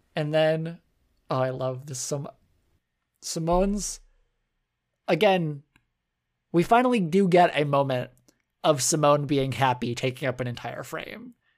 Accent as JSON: {"language": "English", "country": "United States", "said": "we're American"}